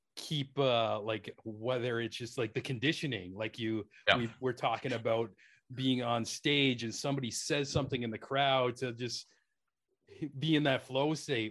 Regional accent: Canada

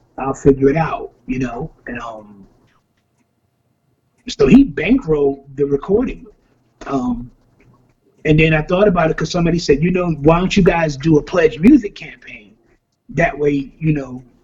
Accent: New York City, New York, United States; we grew up together in the South Bronx

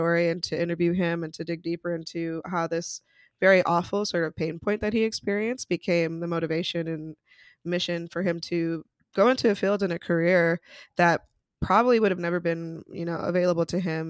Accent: Utah, United States; moved away as an adult; now in New York City, United States; so I'm originally from Utah, which is definitely a place that you don't really see a lot of Black folks, but there till I was 18. And then I moved to New York City

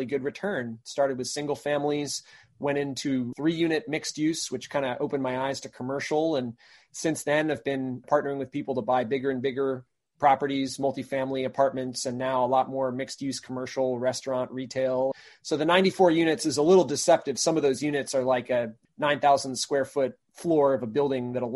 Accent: Maine, United States; also born or lived in Brunswick, Maine; I grew up in Maine

